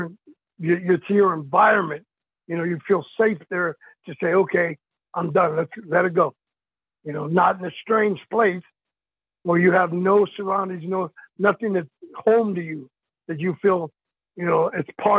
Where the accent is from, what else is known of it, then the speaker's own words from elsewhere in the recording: El Paso, Texas, United States; I'm from El Paso, Texas